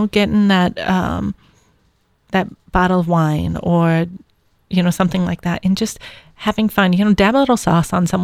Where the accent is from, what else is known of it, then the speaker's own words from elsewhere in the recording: New York, United States; moved away; I was from New York